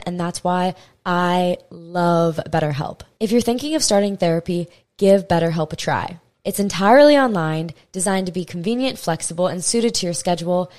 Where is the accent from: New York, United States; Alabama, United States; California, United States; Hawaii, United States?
Hawaii, United States; I'm from Hawaii